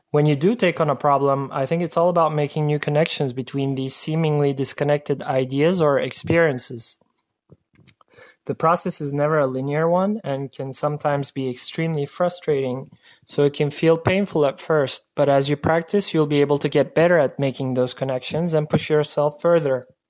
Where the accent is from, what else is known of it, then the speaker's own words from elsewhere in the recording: Istanbul, Turkey; I'm an architect from Istanbul, Turkey